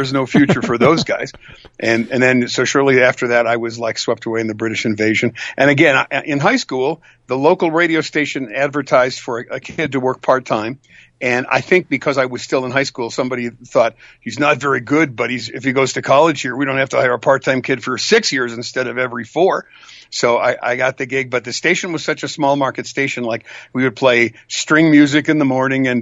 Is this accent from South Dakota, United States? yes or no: yes; South Dakota, United States; I grew up in South Dakota